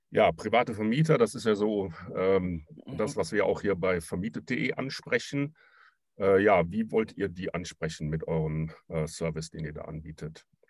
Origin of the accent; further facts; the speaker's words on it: Cologne region, North Rhine-Westphalia, Germany; ich komme ja auch aus der Regi-, Region